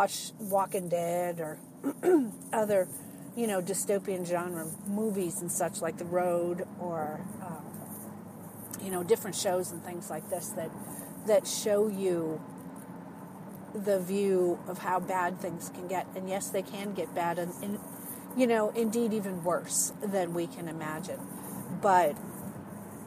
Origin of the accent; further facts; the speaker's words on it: New England, United States; accent: New England or Boston; now in Cincinnati, United States; I am originally from New England, so that's where we get the Wicked Good from, New England terms. You may hear, especially when I get excited about things, you may hear my New England or Boston accent come out